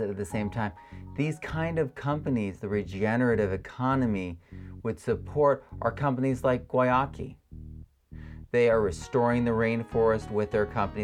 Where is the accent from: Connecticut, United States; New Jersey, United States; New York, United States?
Connecticut, United States; I'm from Connecticut